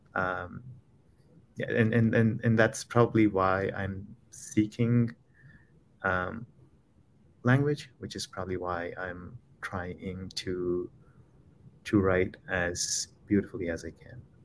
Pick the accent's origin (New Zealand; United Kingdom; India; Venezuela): India; Khammam, Telangana; moved away as an adult; also born or lived in Philadelphia, United States; now in Chicago, United States; I was raised in Khammam, it, it, um, it's about four and a half hours from the city called Hyderabad in South India, and that's where I grew up.